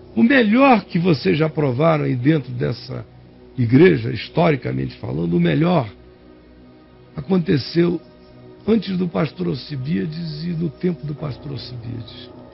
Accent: Nazaré, Bahia, Brazil; moved away; Eu sou daí, meu querido. Eu nasci em Nazaré

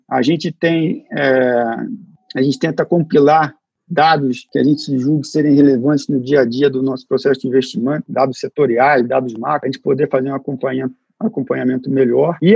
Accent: Brazil; A gente, eu cresci no Brasil com que a é, que era uma proposta, continua sendo uma proposta de valor

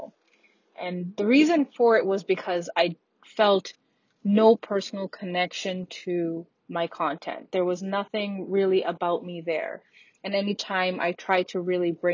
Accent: Canada; moved away as an adult; also born or lived in Australia; as a Canadian citizen

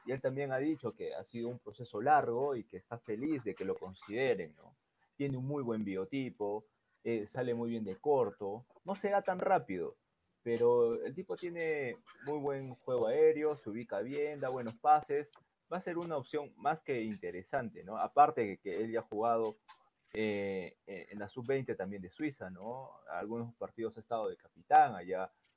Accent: Peru

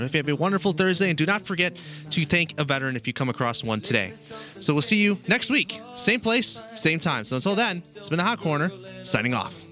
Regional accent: United States; I'm American

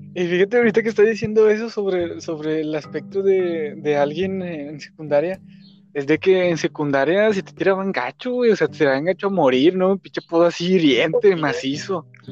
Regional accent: Mexico; como mexicano, como ciudadano mexicano de, clase media baja

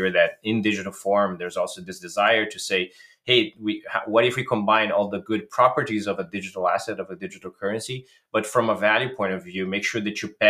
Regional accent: Brazil; I'm originally from Brazil

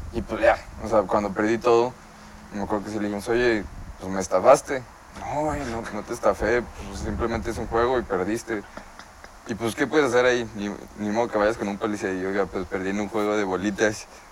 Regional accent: Torreón, Coahuila, Mexico; also born or lived in Lerdo, Durango; now in Mexico City, Mexico; nací en Torreón.

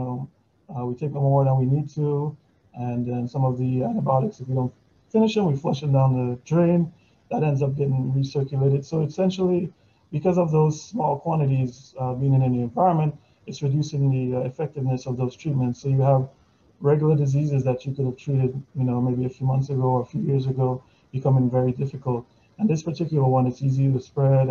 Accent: Dominica; moved away as an adult; I'm originally from Casa Comfort. I lived there until I was 21

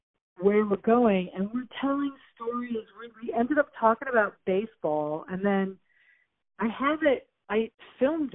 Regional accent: Minneapolis, Minnesota, United States; Craig and I, you know, we're both from Minneapolis

